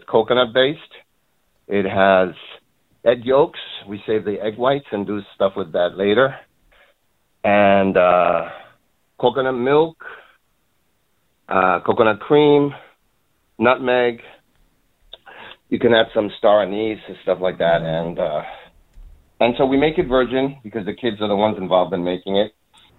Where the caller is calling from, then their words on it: New York City, New York, United States; I'm actually calling from the Bronx.